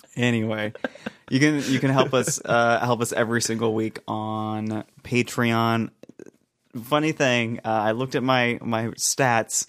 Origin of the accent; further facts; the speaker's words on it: United States; I'm from the United States of America